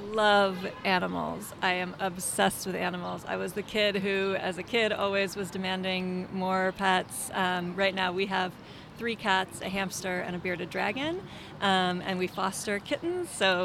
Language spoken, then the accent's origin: English; Wisconsin, United States; I grew up in Wisconsin.